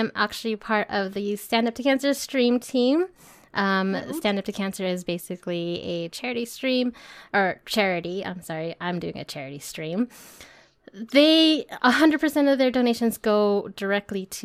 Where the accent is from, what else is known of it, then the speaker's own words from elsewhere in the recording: California, United States; I'm from California